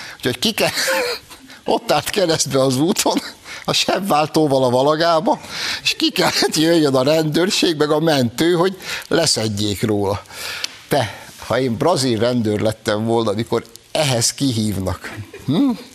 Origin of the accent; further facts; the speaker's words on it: Hungary; Magyarok vagyunk.